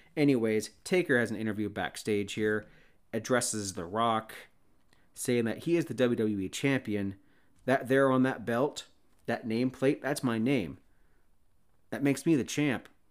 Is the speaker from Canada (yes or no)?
yes; Canada; I'm Canadian